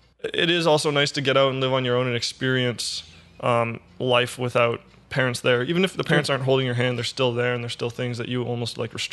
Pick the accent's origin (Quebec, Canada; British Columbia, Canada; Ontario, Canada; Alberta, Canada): Ontario, Canada; Ottawa; moved away as an adult; So I'm born and raised in Ottawa. I lived in Ottawa for the first 25 years of my life, and I've recently moved away for school, but I still come back on weekends.